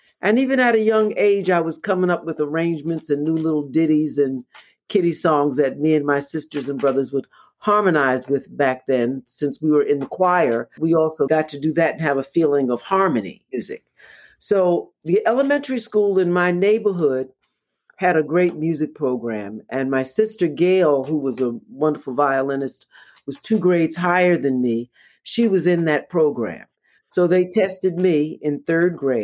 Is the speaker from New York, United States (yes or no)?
yes; New York, United States; growing up in New York